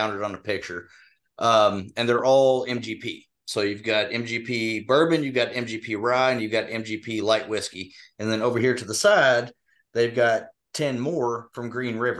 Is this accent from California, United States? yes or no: no; Western Kentucky, United States; moved away; I'm originally from Western Kentucky